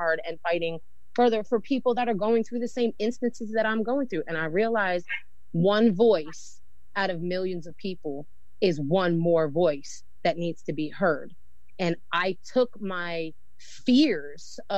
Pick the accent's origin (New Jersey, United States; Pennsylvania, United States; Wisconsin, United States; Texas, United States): New Jersey, United States; moved away as an adult; now in North Carolina, United States; So originally, I'm from New Jersey. I was born and raised there, and then I moved here about 14 years ago.